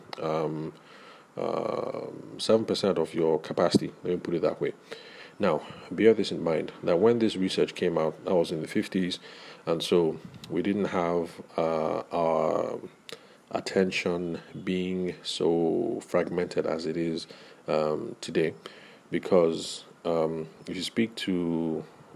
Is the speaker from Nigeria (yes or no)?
yes; Nigeria; those of us who grew up in the Nigerian academic context